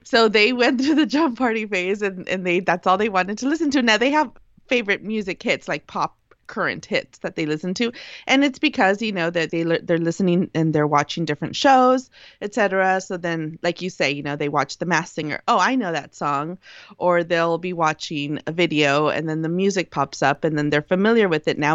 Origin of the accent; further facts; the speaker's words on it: United States; accent: pocha; first language Spanish; also born or lived in Mexicali; being born in the United States, too, immigrant parents, of course, my first language was as I always thought, Spanish